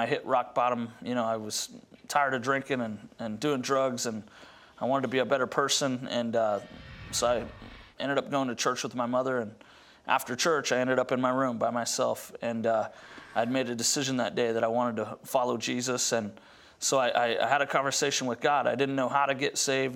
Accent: Grand Junction, Colorado, United States; I grew up in Grand Junction, Colorado

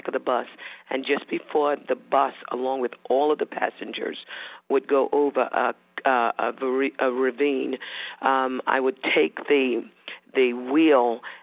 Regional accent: Bermuda; I was born in Bermuda

